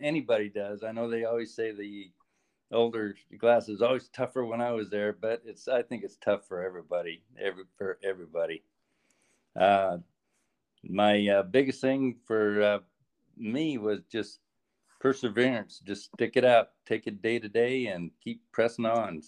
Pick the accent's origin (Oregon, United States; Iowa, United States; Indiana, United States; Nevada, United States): Oregon, United States; also born or lived in Whitehorse, Yukon, Canada; grew up in Oregon